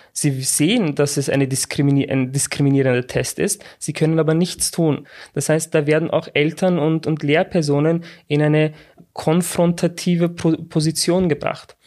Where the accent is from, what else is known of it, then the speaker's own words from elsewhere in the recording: Austria; Also ich bin in Österreich geboren